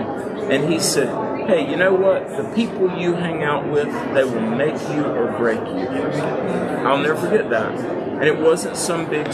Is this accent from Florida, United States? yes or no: no; North Carolina, United States; I grew up in North Carolina.